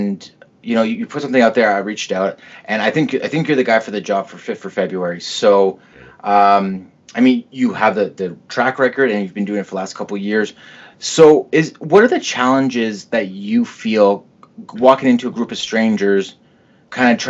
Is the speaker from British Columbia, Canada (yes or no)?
no; Mississauga, Ontario, Canada; now in Milton, Canada; born and raised in Mississauga, moved out to Milton once I got married